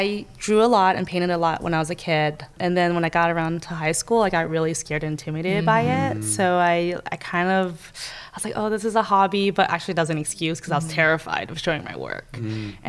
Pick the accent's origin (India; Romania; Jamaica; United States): United States; Oakland, California; growing up in Oakland in California, it was an inner city in the 90s